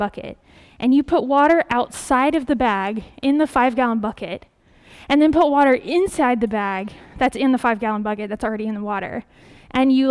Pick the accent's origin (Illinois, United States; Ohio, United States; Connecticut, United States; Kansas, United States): Kansas, United States; moved away; the flour mill back in my hometown in Kansas